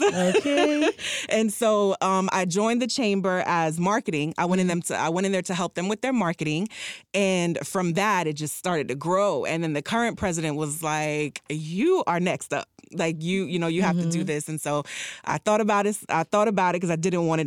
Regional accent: Miami Gardens, Florida, United States; also born or lived in Jamaica; I'm from Miami Gardens

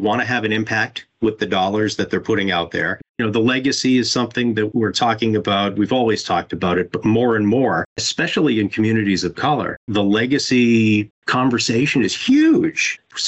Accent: Florida, United States; From a personal perspective, I grew up in Broward. My family moved here in 1977.

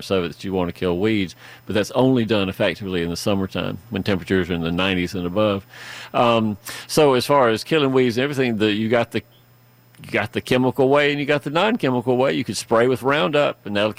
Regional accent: Fayette County, Georgia, United States; I spent all of my formative years until I left for college working in this enormous garden and farm that we were raised on in Fayette County

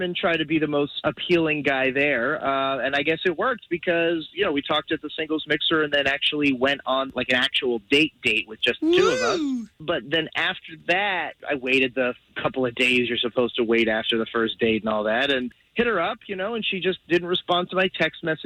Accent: Altamonte Springs, Florida, United States; I'm from Altamont Springs.

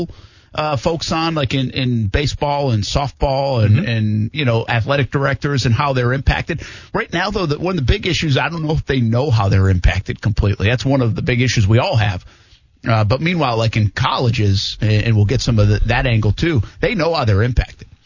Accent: Rhode Island, United States; now in Jacksonville, United States; I'm a guy from Rhode Island

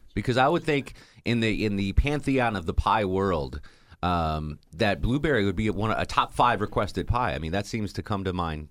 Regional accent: Connecticut, United States; now in Atlanta, United States; I'm from Connecticut

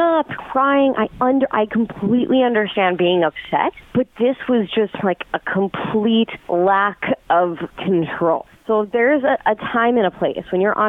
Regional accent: Enon, Ohio, United States; I'm from Enon.

